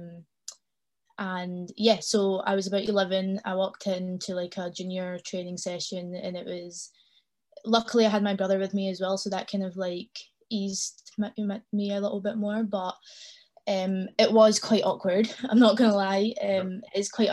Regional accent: Glasgow, Scotland, United Kingdom; I was born and raised in Glasgow. I lived here all my life.

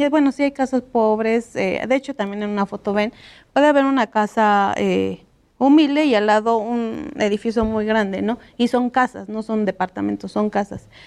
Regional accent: Toluca, State of Mexico, Mexico; now in London, United Kingdom; Eh, soy originaria de Toluca, mi familia es de Villa Victoria

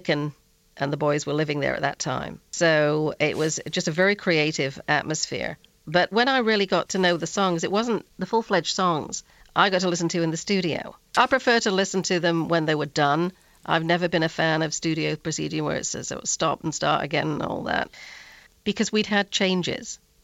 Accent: the North, the north of England, United Kingdom; I'm from the North too

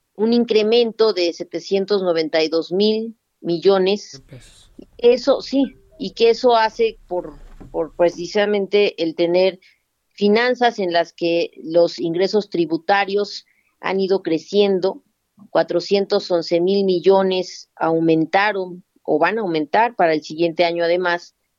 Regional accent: Mexico; como mexicanas y mexicanos

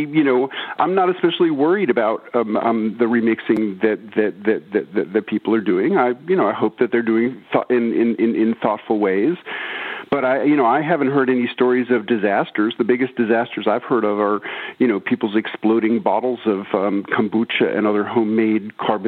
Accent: New York, United States; now in Tennessee, United States; I moved from New York to rural Tennessee and I started keeping a garden. And, you know, I was such a naive city kid

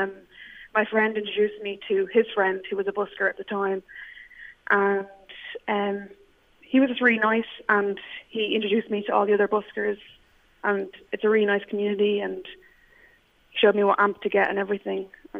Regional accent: Clare, Munster, Ireland; I was made play the fiddle for about 10 years growing up in Clare

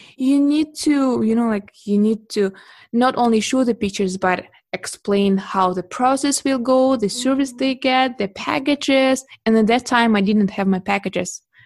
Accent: Russia; moved away as an adult; now in Beijing, China; I'm originally from Russia and I moved to China in 2011

